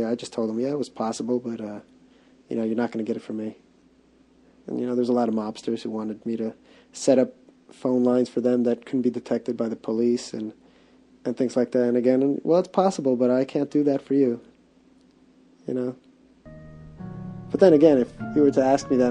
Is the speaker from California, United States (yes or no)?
no; New York, United States; I was from New York and I knew about Little Italy